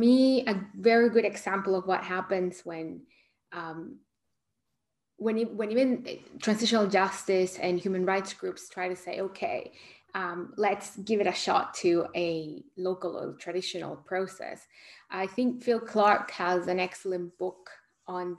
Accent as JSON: {"language": "English", "country": "El Salvador", "tie": "born or raised there", "moved": "yes", "said": "I was born in El Salvador and I still have family there"}